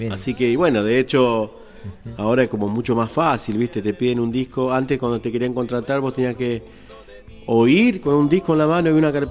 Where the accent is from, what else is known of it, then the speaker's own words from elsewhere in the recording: Santa Fe, Argentina; Y bueno, yo vengo de Santa Fe, encima